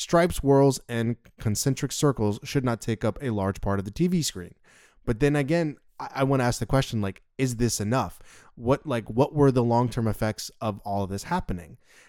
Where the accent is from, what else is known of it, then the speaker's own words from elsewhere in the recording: the South, United States; accent: southern; Sorry, that's my southern accent.